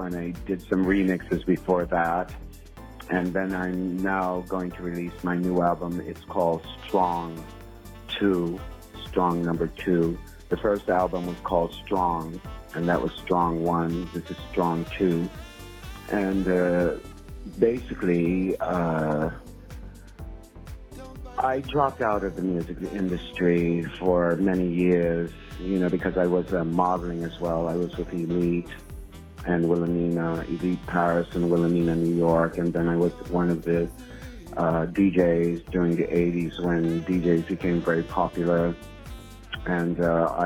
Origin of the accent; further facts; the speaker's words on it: Jamaica; moved away; also born or lived in United States; I am from Jamaica. My parents were immigrants to the USA